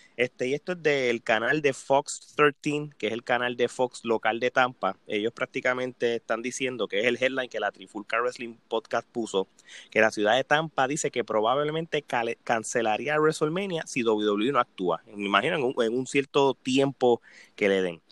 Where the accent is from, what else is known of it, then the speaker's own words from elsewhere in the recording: Puerto Rico; nosotros como puertorriqueños